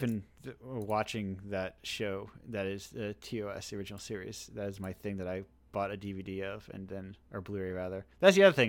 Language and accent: English; Massachusetts, United States; I'm specifically from Massachusetts